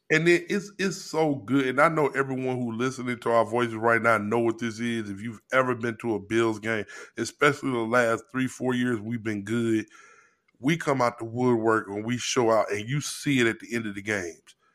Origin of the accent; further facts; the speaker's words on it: Missouri, United States; now in Buffalo, United States; my home state, the show me state